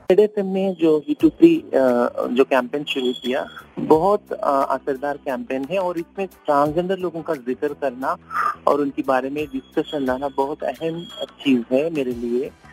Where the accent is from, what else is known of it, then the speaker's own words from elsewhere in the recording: Hyderabad, Telangana, India; मैं हैदराबाद से हूँ